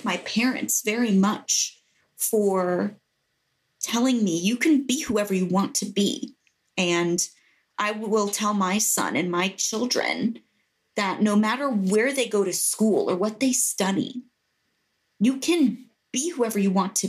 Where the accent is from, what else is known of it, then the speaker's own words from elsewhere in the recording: Greenwich, Connecticut, United States; moved away as an adult; also born or lived in Baltimore; I'm speaking to you from the house I grew up in Greenwich, Connecticut